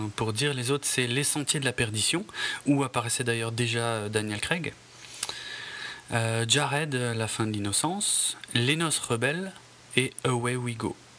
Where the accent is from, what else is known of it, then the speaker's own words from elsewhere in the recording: France; chez nous en France